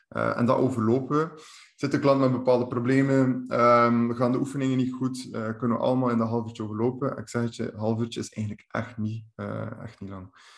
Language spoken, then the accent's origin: Dutch; Bruges, Flanders, Belgium; kom ik van de kanten van Brugge eh, aan de kust